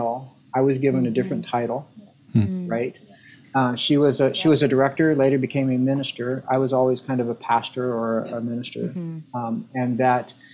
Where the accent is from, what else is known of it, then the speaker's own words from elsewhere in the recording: Arizona, United States; moved away; I grew up in Arizona, in Southern Baptist Arizona churches